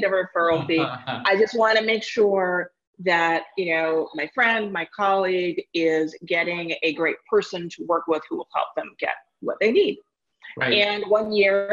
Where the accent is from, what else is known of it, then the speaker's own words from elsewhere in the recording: New York City, New York, United States; also born or lived in London; I was born and raised in Manhattan